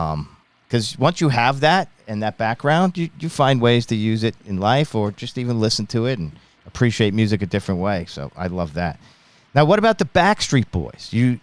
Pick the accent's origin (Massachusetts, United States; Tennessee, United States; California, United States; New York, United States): New York, United States; Long Island; also born or lived in Ithaca, New York; I'm from Long Island, New York.